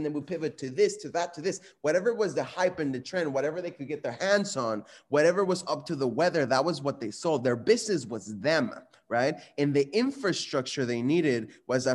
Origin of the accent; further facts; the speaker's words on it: Guadalajara, Jalisco, Mexico; moved away; I was born and raised in Mexico in a city called Guadalajara